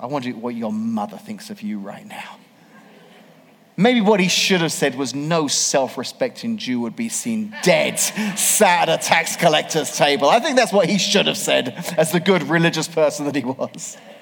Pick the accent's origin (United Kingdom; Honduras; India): United Kingdom; England; moved away as an adult; now in Washington, Illinois, United States; 25 years ago, I moved to America. 25 years ago, 1994, I grew up in England